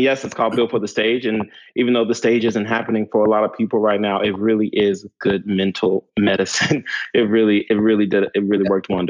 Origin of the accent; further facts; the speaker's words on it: New York, United States; I can say being a New Yorker coming here